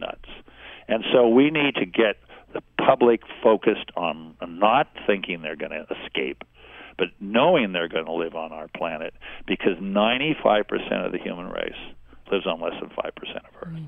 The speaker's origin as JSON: {"language": "English", "town": "San Diego", "region": "California", "country": "United States", "tie": "born or raised there", "also_born_or_lived": "Los Angeles", "said": "I grew up in San Diego and then later Los Angeles, when my father was heading up the Minuteman missile program in the 50s and 60s."}